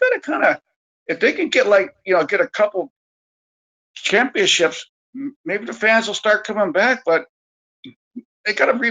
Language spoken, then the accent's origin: English; Bay Area, California, United States; we're both from the Bay Area.